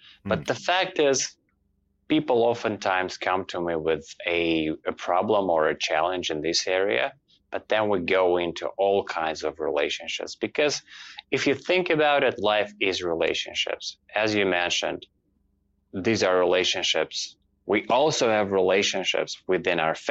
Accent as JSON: {"language": "English", "country": "Russia", "moved": "as an adult", "lives_now": "Toronto, Canada", "said": "I came here last year, and I moved to Toronto from Russia."}